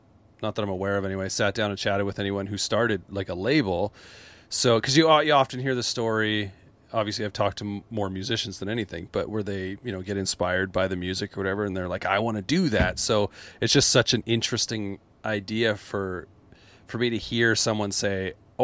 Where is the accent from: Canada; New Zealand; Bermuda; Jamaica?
Canada; outside Calgary, Alberta; I grew up outside Calgary